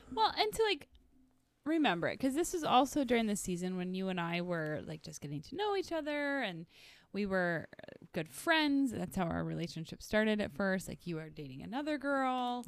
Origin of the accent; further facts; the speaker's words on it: the Northwoods, United States; I was from the Northwoods